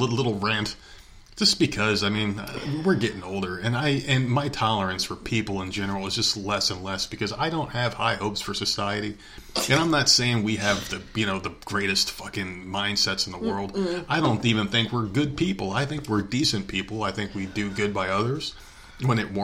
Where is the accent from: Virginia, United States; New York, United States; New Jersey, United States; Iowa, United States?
New Jersey, United States; accent: Northeastern; I'm from New Jersey